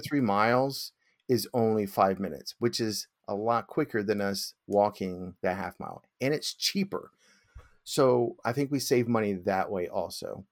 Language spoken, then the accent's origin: English; United States; being American. I don't know any other foreign languages